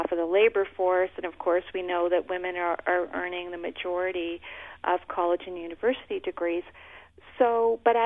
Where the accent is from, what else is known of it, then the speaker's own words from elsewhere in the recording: Canada; I'm Canadian